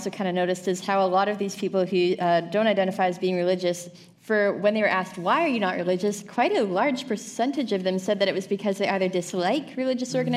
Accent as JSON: {"language": "English", "country": "Canada"}